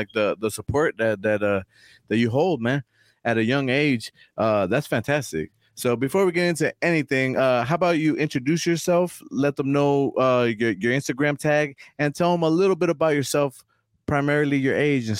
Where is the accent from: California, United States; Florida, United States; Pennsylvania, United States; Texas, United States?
California, United States; Oceanside; I grew up in Upper County as well, Oceanside